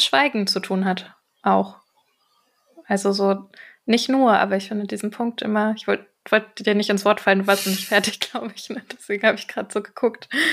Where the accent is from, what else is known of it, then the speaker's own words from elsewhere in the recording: Germany; ich bin eine äh, in Deutschland geborene Person